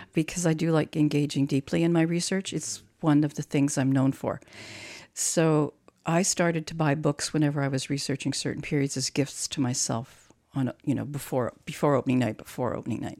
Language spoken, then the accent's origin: English; Croatia; now in Canada; I was born in Croatia